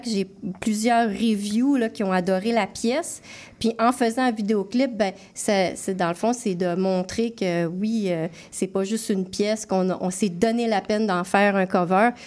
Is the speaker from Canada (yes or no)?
yes; Alma, Quebec, Canada; Euh, chez nous, je viens d'Alma.